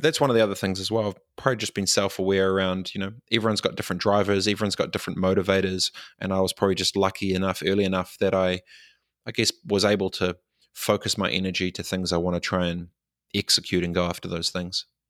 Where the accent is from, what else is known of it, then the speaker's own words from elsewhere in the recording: Christchurch, Canterbury, New Zealand; moved away; also born or lived in Dargaville / Fiji; moved back to, um, Christchurch and grew up in Aranui